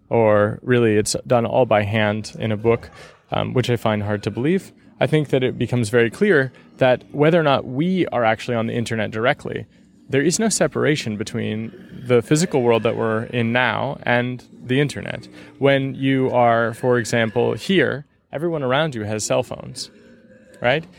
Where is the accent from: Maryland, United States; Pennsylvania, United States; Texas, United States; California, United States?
California, United States; moved away as an adult; also born or lived in Seattle / San Francisco; now in Berlin, Germany; I'm from the Bear Republic of California, you know, so I'm from a very independent part of the United States